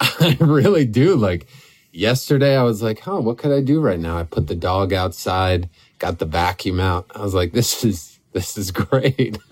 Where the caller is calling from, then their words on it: Catskill Mountains, New York, United States; I'm calling you from the Catskill Mountains